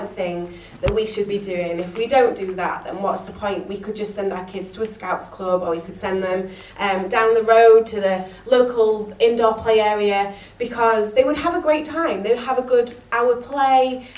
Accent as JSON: {"language": "English", "region": "Yorkshire and the Humber", "country": "United Kingdom", "said": "I'm a Yorkshire girl"}